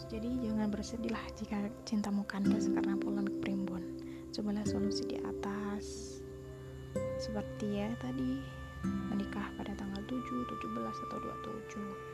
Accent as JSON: {"language": "Indonesian", "region": "Java", "country": "Indonesia", "said": "aku juga orang Jawa"}